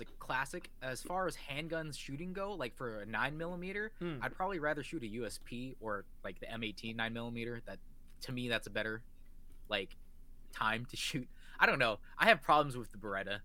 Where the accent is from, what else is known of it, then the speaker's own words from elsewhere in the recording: Washington, United States; I am from the good old Washington State